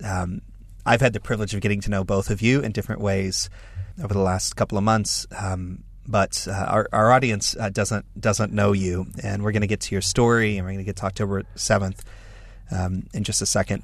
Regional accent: United States; I'm an American evangelical leader

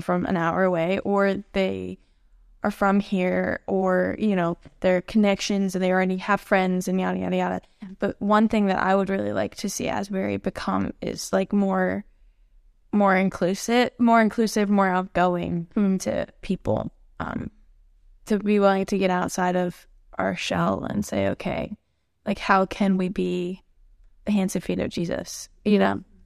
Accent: Florida, United States; moved away as an adult; now in Wilmore, United States; I'm, I'm from Florida

